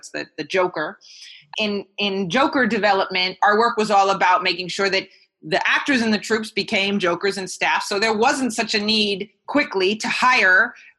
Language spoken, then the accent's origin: English; United States; moved away as an adult; now in Greater Manchester, United Kingdom; to be in the UK as an American